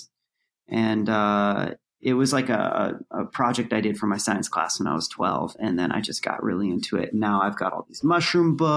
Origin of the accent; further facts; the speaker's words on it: Santa Cruz, California, United States; now in New York City, United States; Santa Cruz, my hometown. And growing up like in the forest out there